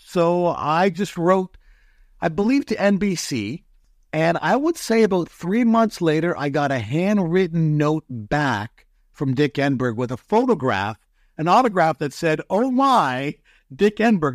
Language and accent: English; London, Ontario, Canada; growing up in London, at that time when I was young